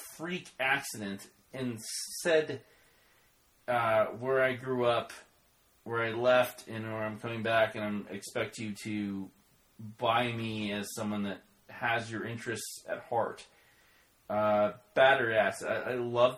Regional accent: Oklahoma, United States; I'm from Oklahoma

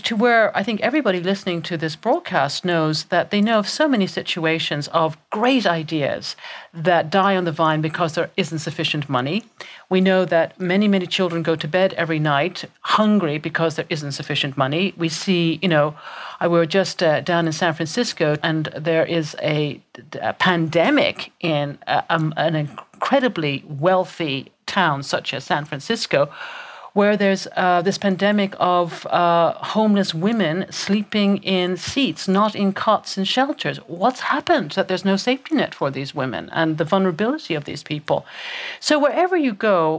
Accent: Ireland; I was raised in Ireland, born and raised in Ireland.

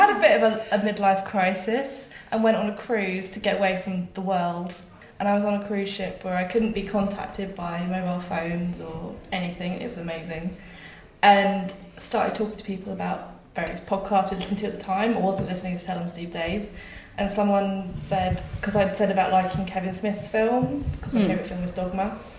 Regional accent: South East England, United Kingdom; I am from Surrey, which is sort of southwest of London.

